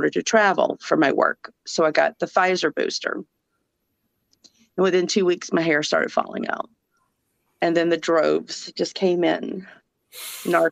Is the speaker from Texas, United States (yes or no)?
no; Georgia, United States; accent: southern; now in Minnesota, United States; Even with a southern accent, I live in Minnesota, so I'm from Georgia